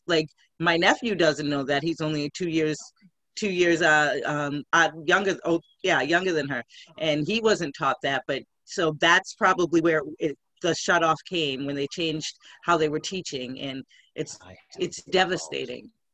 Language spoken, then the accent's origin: English; Scituate, Massachusetts, United States; also born or lived in Boston, Massachusetts / Quincy, Massachusetts / Randolph, Massachusetts; American girl here from Boston, born and raised. I grew up on the South Shore